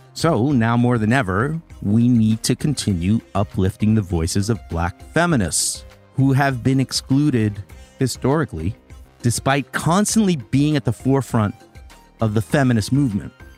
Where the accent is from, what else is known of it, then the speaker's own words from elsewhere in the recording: New York City, New York, United States; I still think about the times growing up in the Bronx when that was happening